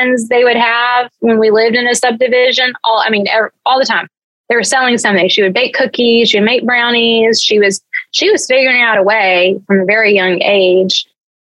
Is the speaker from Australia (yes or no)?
no; Georgia, United States; I grew up in Georgia